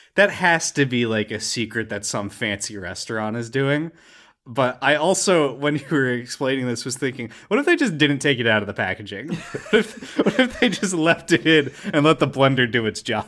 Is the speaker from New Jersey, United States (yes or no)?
yes; Ringwood, New Jersey, United States; moved away; my hometown of Ringwood, New Jersey is a nightmare, toxic waste hellhole